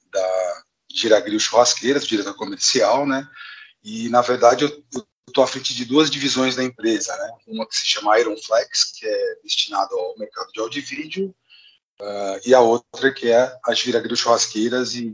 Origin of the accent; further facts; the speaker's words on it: Marília, São Paulo, Brazil; also born or lived in Pompeia; eu, nasci em Pompeia, né, numa cidade próximo a Marília, você deve conhecer. Uh, eu fui com 10 anos para Marília, então toda essa minha infância até a adolescência eu passei no interior.